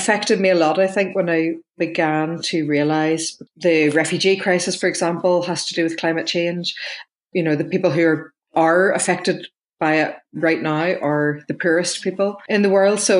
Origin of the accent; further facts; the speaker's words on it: Lisburn, Northern Ireland, United Kingdom; I grew up in Lisburn in Northern Ireland, which is just about an hour south of Belfast.